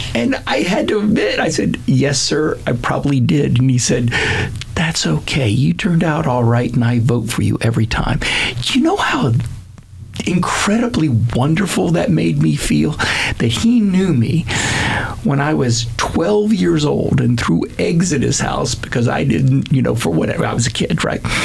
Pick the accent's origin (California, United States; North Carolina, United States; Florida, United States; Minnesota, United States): Florida, United States; Seminole County; born or raised there; also born or lived in Wilmington, Delaware